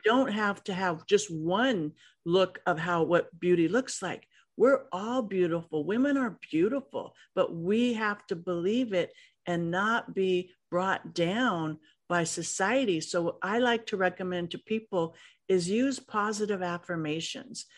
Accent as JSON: {"language": "English", "town": "Los Angeles", "region": "California", "country": "United States", "tie": "born or raised there", "said": "growing up in Los Angeles wasn't easy"}